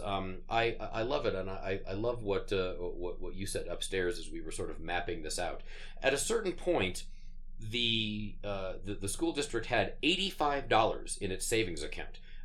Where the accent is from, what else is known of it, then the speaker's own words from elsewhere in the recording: Sterling, Colorado, United States; moved away; I grew up in uh, the small town of Sterling, Colorado, out on the uh, northeastern plains of, um, uh, of the state